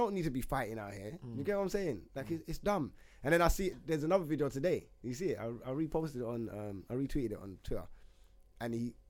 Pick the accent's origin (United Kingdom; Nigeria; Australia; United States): United Kingdom; England; I don't know, but I'm English.